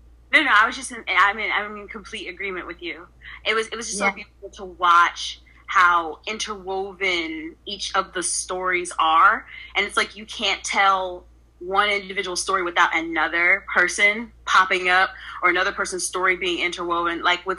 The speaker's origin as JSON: {"language": "English", "town": "Philadelphia", "region": "Pennsylvania", "country": "United States", "tie": "born or raised there", "said": "And growing up in Philadelphia, especially in the communities in which I grew up, I completely related to Alex, to Bria."}